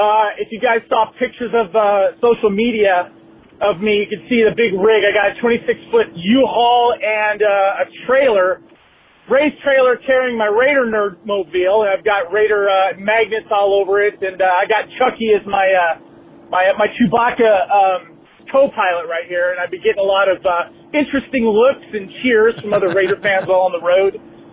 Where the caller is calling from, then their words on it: Arkansas, United States; Plus, I was calling from Arkansas.